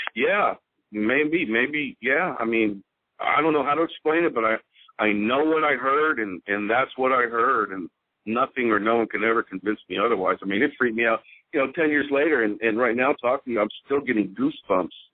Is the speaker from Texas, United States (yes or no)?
yes; Houston, Texas, United States; I'm I'm from Houston